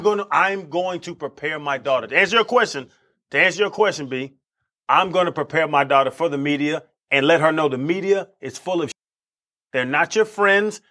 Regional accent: Tampa, Florida, United States; I grew up in Tampa

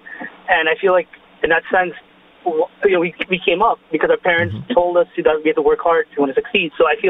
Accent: India; now in Queens, United States; I feel like being a brown, you know, I'm Indian, and, you know, I've come from a family of immigrants. And when we first came to the country, we all slept in one bedroom on the floor.

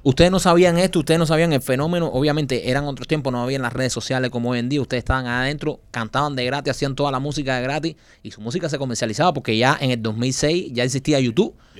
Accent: Cuba; moved away; poder ir a mi país y poderle enseñar a mis hijas donde yo nací

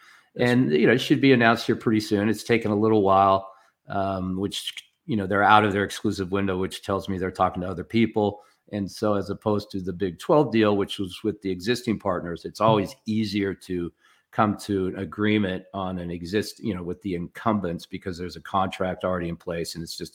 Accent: Portland, Oregon, United States; now in Arizona, United States; I am originally from Portland. I went to the University of Oregon, left there in like 80

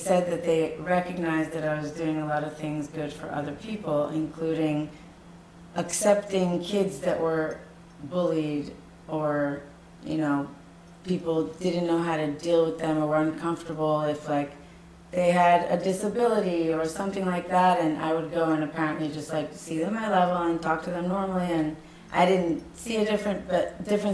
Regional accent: New Jersey, United States; Where I grew up, I grew up in New Jersey

